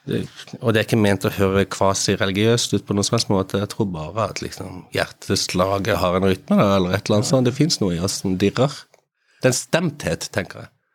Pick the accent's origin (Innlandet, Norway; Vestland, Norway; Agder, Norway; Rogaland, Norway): Agder, Norway; Kristiansand; jeg kommer fra Kristiansand